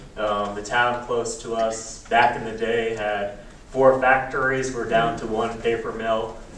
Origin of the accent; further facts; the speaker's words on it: Hot Springs, Virginia, United States; I'm from Hot Springs, Virginia, which is nestled kind of really close to Appalachia. And it's a rural community, I would say.